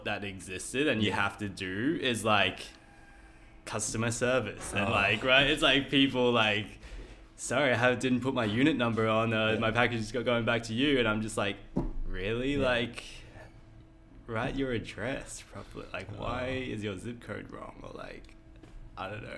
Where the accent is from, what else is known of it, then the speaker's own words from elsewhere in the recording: Brisbane, Queensland, Australia; moved away as an adult; also born or lived in Taipei, Taiwan; now in Sydney, Australia; I lived the next 9 years of my life in Taiwan, Taipei, Taiwan. And moved back to Brisbane when I was 9 with my family. Finished high school there in 2009 and moved to Sydney for uni.